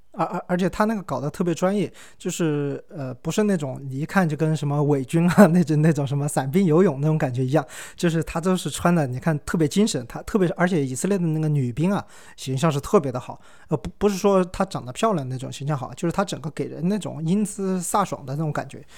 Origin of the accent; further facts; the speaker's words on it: China; 我是中国人